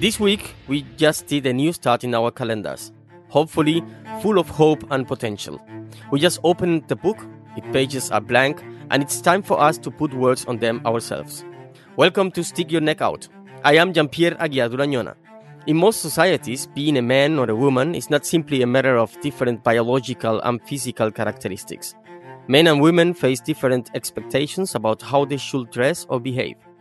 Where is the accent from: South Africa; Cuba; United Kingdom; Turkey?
Cuba; first language Spanish; English is a second language; "My mother tongue is Spanish," since I'm a Cuban